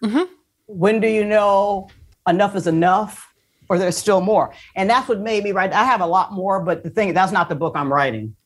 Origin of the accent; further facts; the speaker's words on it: Port Huron, Michigan, United States; moved away; I grew up in Michigan